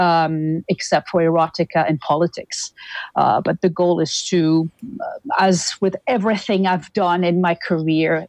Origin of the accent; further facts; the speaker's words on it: Toulouse, Occitania, France; moved away as an adult; now in Winnipeg, Canada; I am originally from Toulouse, southern France, and I moved to Winnipeg, Canada in 2003.